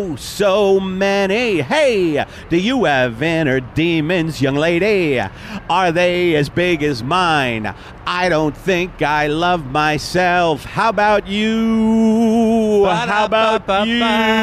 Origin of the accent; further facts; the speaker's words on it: Brooklyn, New York, United States; I grew up in Brooklyn, my mother died alone, was it my fault?